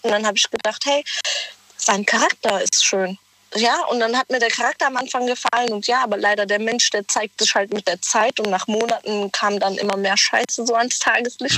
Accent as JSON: {"language": "German", "country": "Germany", "said": "ich komme aus der Nähe von Weinheim"}